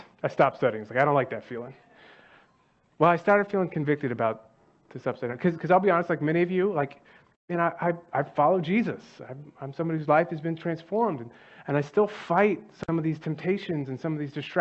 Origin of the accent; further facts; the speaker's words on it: Dallas, Texas, United States; I'm from Dallas